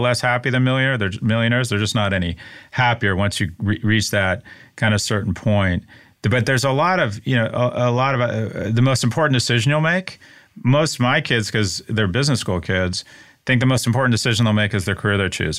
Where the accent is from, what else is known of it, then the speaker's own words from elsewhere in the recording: United States; as American males in the U S